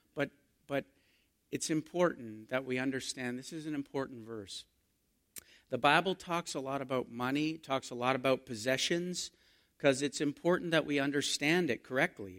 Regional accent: Canada; We're Canadian

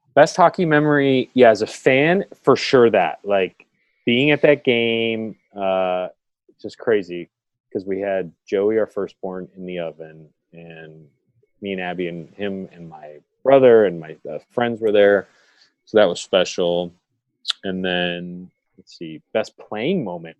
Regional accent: California, United States; we're from California

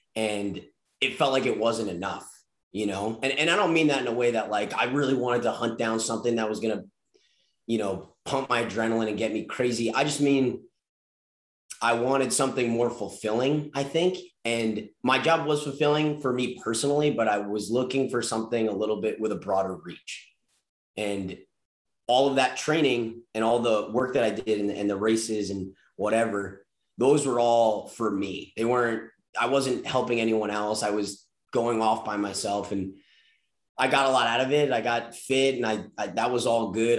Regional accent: Long Island, New York, United States; I grew up surfing on Long Island

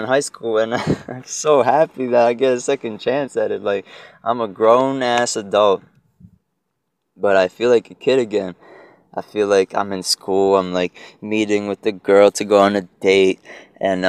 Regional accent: Egg Harbor Township, New Jersey, United States; first language Spanish; English is a second language; now in Newark, United States; growing up in Egg Harbor Township, land of peaches and ice cream, rainbows and butterflies. Fucking, what does that sound like? Egg Harbor Township, South Jersey.

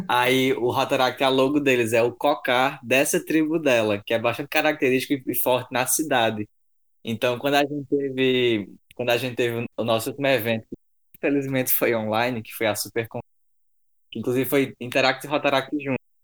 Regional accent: São João do Rio do Peixe, Paraíba, Brazil; minha cidade é no interior da Paraíba, São João do Rio do Peixe

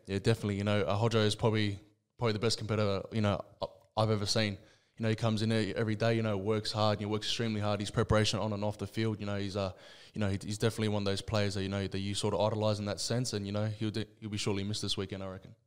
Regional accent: Sydney, New South Wales, Australia; I was born and raised in Liverpool, Sydney.

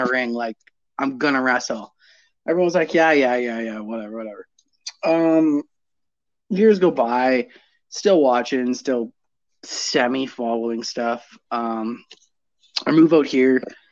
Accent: Toronto, Ontario, Canada; moved away as an adult; now in Guelph, Canada; I actually grew up in Toronto

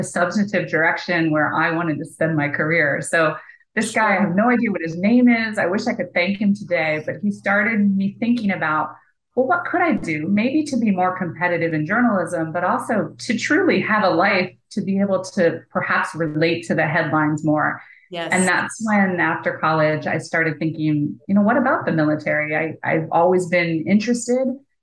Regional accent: Washington, District of Columbia, United States; I grew up in the Washington, D.C. area.

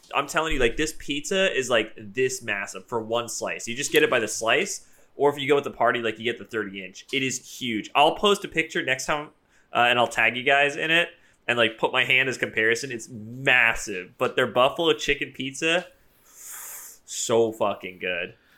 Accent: East Coast of the United States, United States; I am from the East Coast

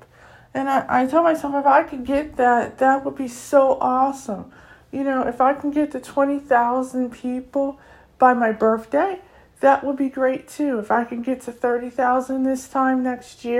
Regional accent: United States; I come from North America, I come from the U.S.

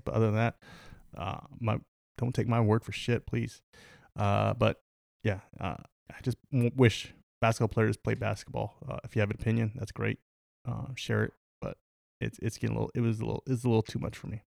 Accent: United States; we're American, the Uni-, the United States of America.

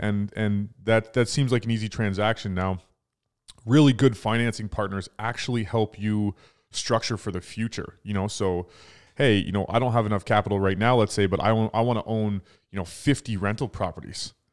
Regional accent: Toronto, Ontario, Canada; we're from Toronto

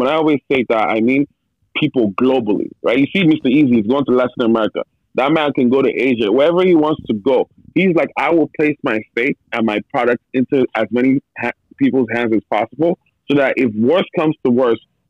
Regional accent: Nigeria; I'm Nigerian. You guys know I'm Nigerian

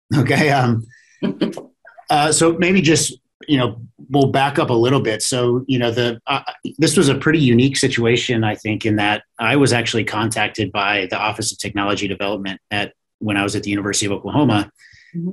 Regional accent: Iowa, United States; moved away as an adult; also born or lived in Kansas; born and raised in Iowa

